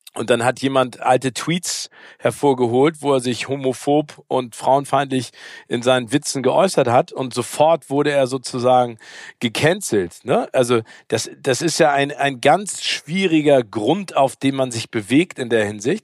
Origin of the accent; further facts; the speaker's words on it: Hamburg, Germany; als Hamburger